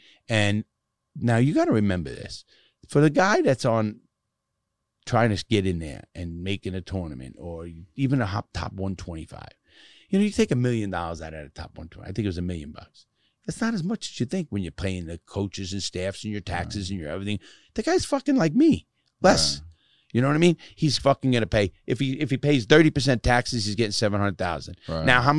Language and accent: English; United States; I'm an American through and through. I mean, I love my country